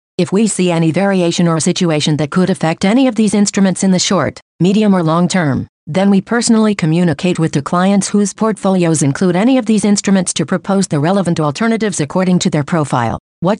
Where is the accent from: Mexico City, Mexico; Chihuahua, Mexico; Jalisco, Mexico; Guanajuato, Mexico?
Chihuahua, Mexico; Ciudad Juárez; born there; I was born in Ciudad Juarez, a little more than 23 years ago. I studied primary and secondary school at the Sierra Madre Institute. I did high school at ITESM Ciudad Juarez campus